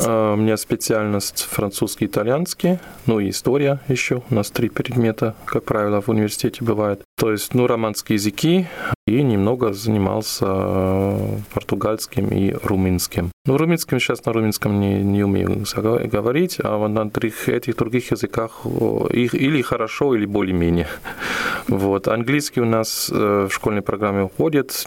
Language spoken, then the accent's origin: Russian; Aachen, North Rhine-Westphalia, Germany; Russian is a second language; moved away as an adult; now in Ulyanovsk, Russia; я вырос в Германии на, на самом западе, в городе Ахен, который находится на границе с Бельгией и с Голландией